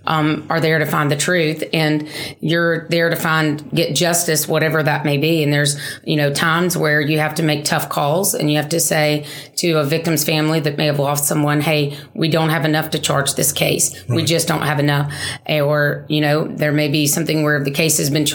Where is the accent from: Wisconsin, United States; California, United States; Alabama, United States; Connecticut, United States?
Alabama, United States; Florence; moved away as an adult; now in Mobile, United States; I grew up in North Alabama in Florence, in that area, in the northwest part of the state